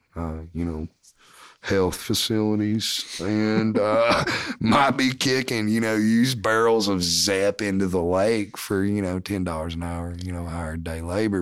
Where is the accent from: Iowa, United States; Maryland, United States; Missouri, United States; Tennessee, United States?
Tennessee, United States; Morristown; A M thirteen hundred W M T N, right? Like, my hometown